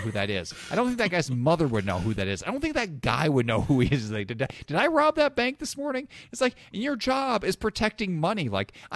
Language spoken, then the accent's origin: English; Illinois, United States; now in Indiana, United States; I grew up in Illinois where we just don't trust people at all